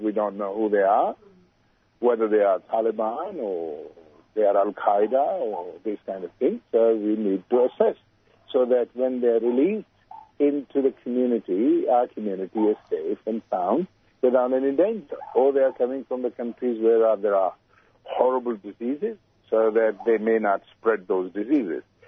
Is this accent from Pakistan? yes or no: yes; Pakistan; now in Australia; I'm from Pakistan